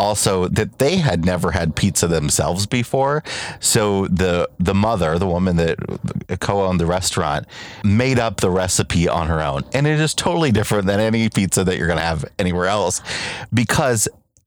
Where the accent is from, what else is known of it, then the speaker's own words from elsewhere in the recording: United States; my hometown